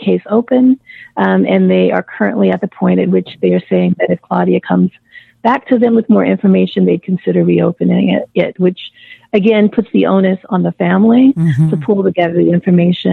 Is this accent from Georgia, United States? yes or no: no; Mississippi, United States; moved away; I'd lived in Mississippi. I'd moved back to my home state for about 5 years just prior